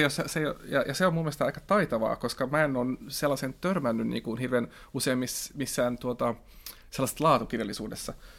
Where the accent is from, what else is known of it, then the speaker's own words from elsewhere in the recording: Finland; first language Swedish; Finnish is a second language; mä oon kaksikielinen, mutta silti niin kuin, mun äidinkieli on ruotsi ja kirjoitan ruotsiksi